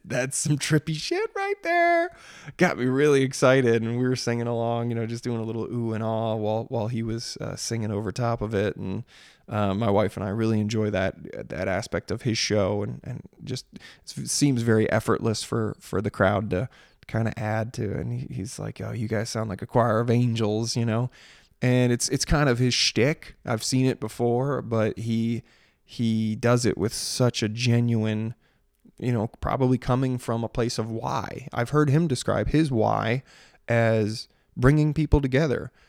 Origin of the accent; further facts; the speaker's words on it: Maryland, United States; growing up in Maryland